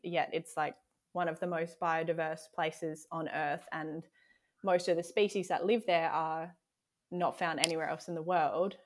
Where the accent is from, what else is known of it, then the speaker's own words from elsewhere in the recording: South Australia, Australia; also born or lived in Exmouth, Western Australia; now in Tasmania, Australia; I grew up in South Australia